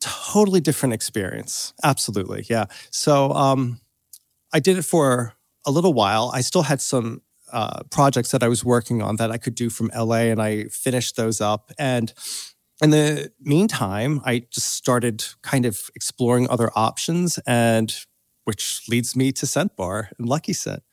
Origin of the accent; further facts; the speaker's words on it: Doylestown, Pennsylvania, United States; moved away as an adult; also born or lived in United Kingdom; now in Los Angeles, United States; I grew up in Pennsylvania, uh, outside of Philadelphia, in a little suburb